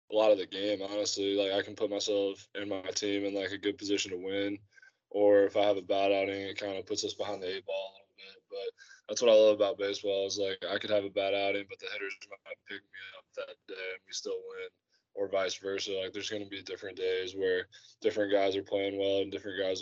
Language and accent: English; Indianapolis, Indiana, United States; moved away as an adult; I was born and raised in Indianapolis, which is where Butler is